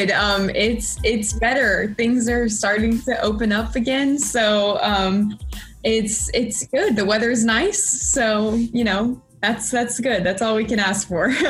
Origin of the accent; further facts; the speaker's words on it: Houston, Texas, United States; moved away as an adult; now in New York, United States; I was originally born in Houston, Texas, so I traveled a little far for college.